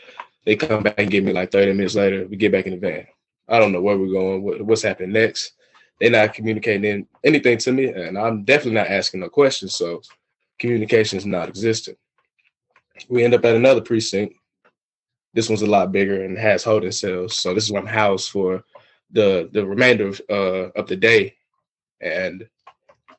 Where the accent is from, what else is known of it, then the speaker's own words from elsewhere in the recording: Atlanta, Georgia, United States; moved away; I'm from Atlanta